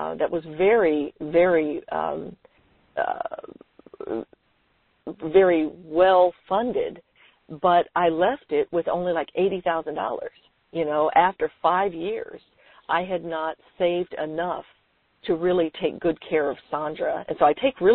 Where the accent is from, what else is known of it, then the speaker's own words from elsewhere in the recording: San Francisco, California, United States; I was born and raised in San Francisco